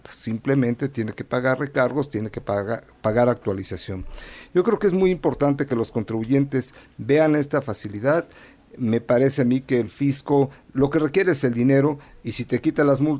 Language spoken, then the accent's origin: Spanish; Puebla, Mexico; soy de Puebla y estoy triste porque nada más empata y empata.